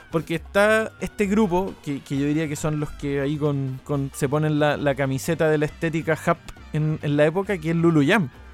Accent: Chile; moved away as an adult; also born or lived in Canada

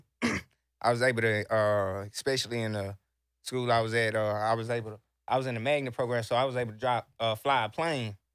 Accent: Houston, Texas, United States; also born or lived in Sacramento, California; I'm from the South Side. You know, I was raised in Pearl Homes. Uh, born in Sacramento, Cali. Uh, moved to Texas again around five.

